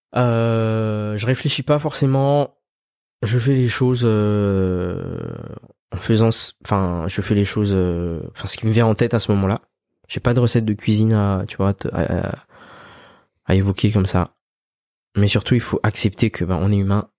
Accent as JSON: {"language": "French", "country": "Madagascar", "tie": "born or raised there", "also_born_or_lived": "France", "moved": "yes", "said": "on a grandi à Madagascar"}